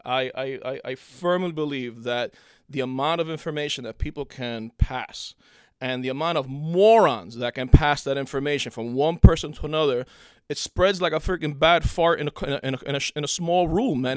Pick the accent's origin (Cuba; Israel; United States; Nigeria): Cuba; moved away; I was born in Cuba and then I came here in nineteen eighty.